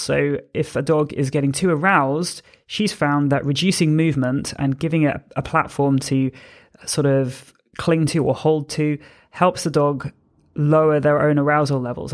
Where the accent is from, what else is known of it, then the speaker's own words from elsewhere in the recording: United Kingdom; I'm a British force-free gun dog trainer